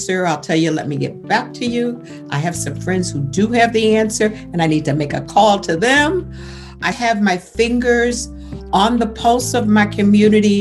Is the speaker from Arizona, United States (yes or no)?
no; Buffalo, New York, United States; also born or lived in Georgia; I was raised in Buffalo, New York, educated in Buffalo, New York, but my roots still remained in Georgia until I was about 12 years old